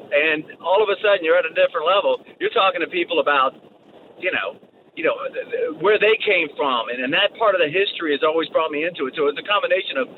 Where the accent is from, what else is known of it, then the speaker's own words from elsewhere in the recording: New Jersey, United States; moved away; I'm originally from New Jersey